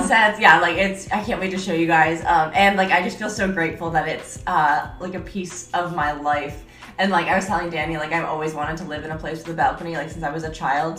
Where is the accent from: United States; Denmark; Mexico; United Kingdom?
United States; upstate New York; moved away as an adult; now in San Diego, United States; I'm from New York, but like upstate New York